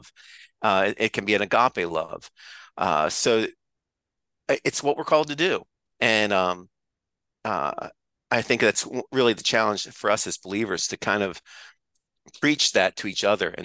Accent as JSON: {"language": "English", "country": "United States", "said": "I'm an American"}